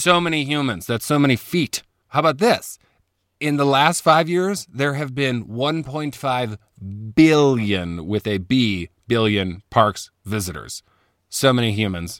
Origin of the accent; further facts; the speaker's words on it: Chicago, Illinois, United States; moved away as an adult; also born or lived in Indiana; now in Colorado, United States; I grew up in Chicago.